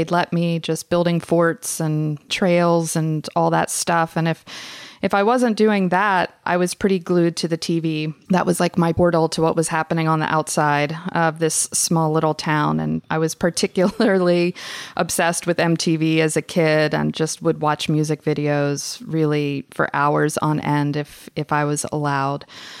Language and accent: English; the South, United States; I think different way of growing up in the South.